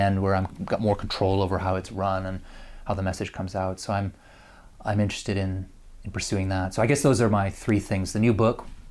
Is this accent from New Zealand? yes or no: no; Canada; moved away; as a Canadian, I grew up playing it